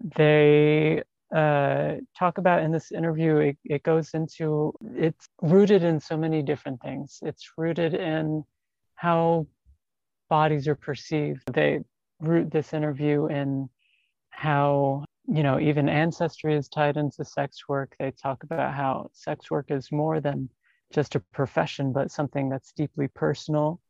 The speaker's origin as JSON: {"language": "English", "town": "New York City", "region": "New York", "country": "United States", "said": "I'm an artist from New York City"}